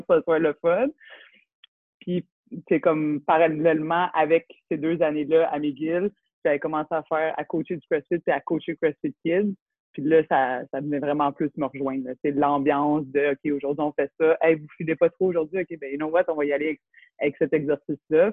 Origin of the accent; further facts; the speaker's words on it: Laval, Quebec, Canada; Born and raised in Laval.